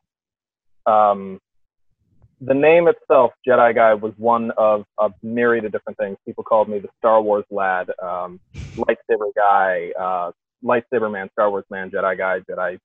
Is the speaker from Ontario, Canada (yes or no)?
yes; Thunder Bay, Ontario, Canada; moved away; my hometown of Thunder Bay, Ontario